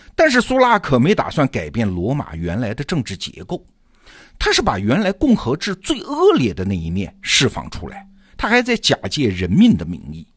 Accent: China; 只是按照我们中国人的经验

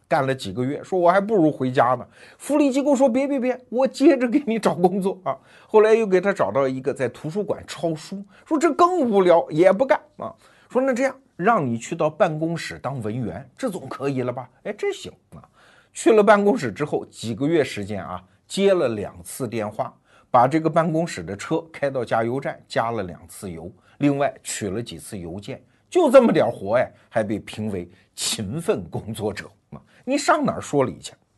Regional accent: China; 我们中国人

